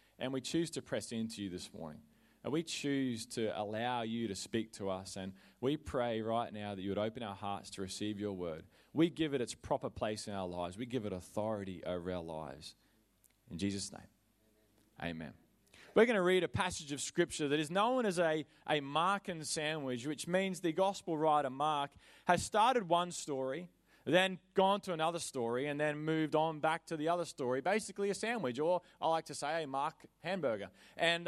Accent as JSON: {"language": "English", "region": "Queensland", "country": "Australia", "tie": "born or raised there", "said": "I am a Queenslander in my heart. I have been there since the day I was born."}